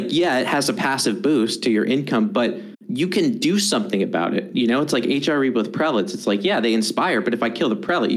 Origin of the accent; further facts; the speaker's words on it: United States; I'm very American